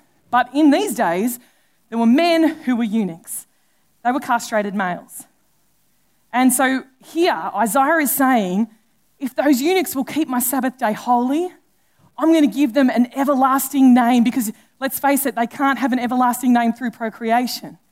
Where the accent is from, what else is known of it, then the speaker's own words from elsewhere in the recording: Australia; being an Australian